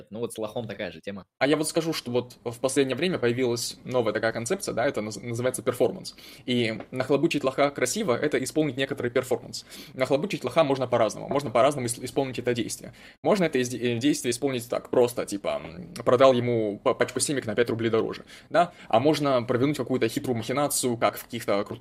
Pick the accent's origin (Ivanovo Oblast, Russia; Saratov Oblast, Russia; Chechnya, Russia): Chechnya, Russia; Нет, я точно не немец. Э, нет, я чеченец, так что все нормально